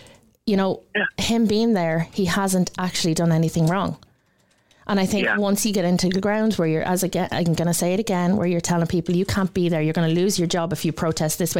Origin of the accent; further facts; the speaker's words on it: Ireland; as Irish citizens